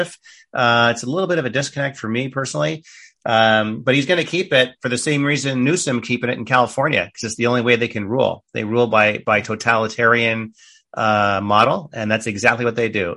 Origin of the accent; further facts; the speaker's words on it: Canada; moved away; a Canadian, former Canadian